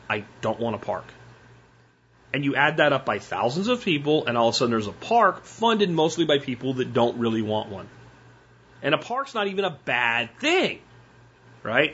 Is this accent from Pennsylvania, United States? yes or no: yes; Pottsville, Pennsylvania, United States; growing up in Pennsylvania